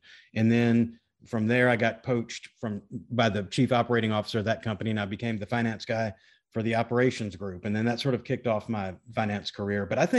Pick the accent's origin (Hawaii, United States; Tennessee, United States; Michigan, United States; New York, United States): Tennessee, United States; Memphis; also born or lived in Washington, D.C. / Naples, Italy; So grew up in Memphis, but my dad was a lawyer in the Navy, and we were stationed in DC. We were stationed in Naples, Italy for a while, moved around a little bit. But Memphis is my hometown, Memphis, Tennessee.